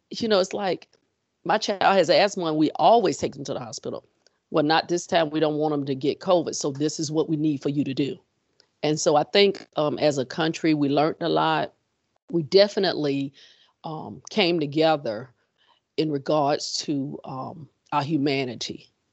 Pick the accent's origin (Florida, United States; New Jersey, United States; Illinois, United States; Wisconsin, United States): Florida, United States; also born or lived in Texas; now in Richmond, United States; I am originally from Florida, ended up in Texas, and transplanted in Richmond.